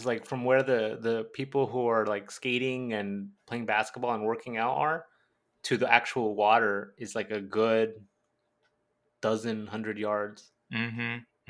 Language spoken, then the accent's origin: English; Southern California, United States; we're from Southern California